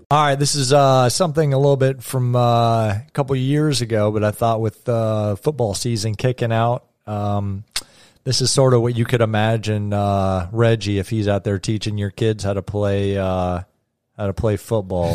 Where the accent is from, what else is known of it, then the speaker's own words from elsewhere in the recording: Canada; growing up in Canada.